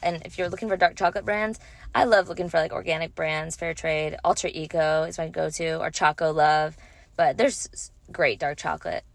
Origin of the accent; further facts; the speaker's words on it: Louisiana, United States; moved away; I'm from Louisiana, and so going home, um, going to see my parents and family